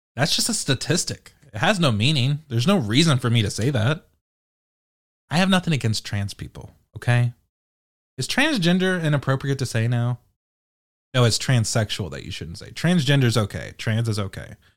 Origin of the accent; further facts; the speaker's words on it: United Kingdom; I'm British